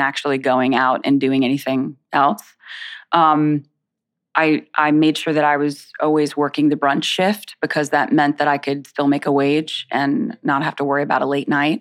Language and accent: English; Winter Haven, Florida, United States; also born or lived in South Bronx, New York; now in New York, United States; I was born in the South Bronx. I was raised here till I was about seven or eight years old, and then I went to Central Florida. So around, um, I would say about an hour south of the Disney